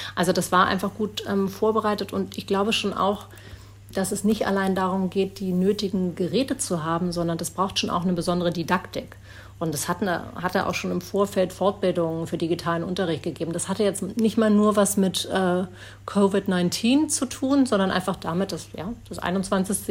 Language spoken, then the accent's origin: German; Berlin, Germany; moved away as an adult; now in New Zealand; Das ist meine Heimat, da bin ich aufgewachsen